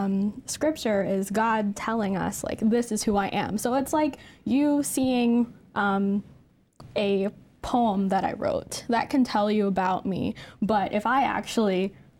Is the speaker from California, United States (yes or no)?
yes; California, United States; now in New Jersey, United States; Grew up in California